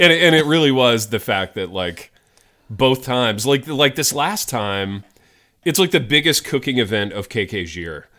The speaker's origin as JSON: {"language": "English", "region": "Indiana", "country": "United States", "tie": "born or raised there", "said": "a kid growing up in Indiana, in the eighties"}